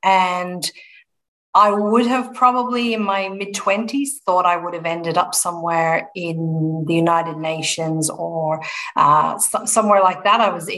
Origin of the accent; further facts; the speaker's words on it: Dublin, Leinster, Ireland; now in Melbourne, Australia; So born and bred in Ireland, in Dublin.